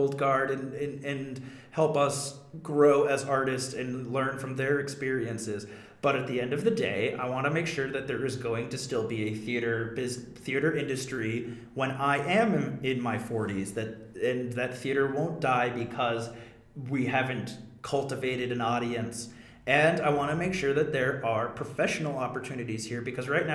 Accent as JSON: {"language": "English", "region": "New Hampshire", "country": "United States", "said": "my home state"}